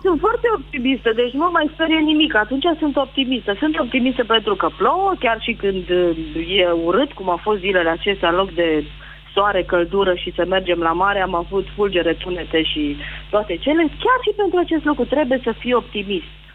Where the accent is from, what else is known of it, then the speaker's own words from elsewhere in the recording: Timișoara, Timiș County, Romania; De la Timișoara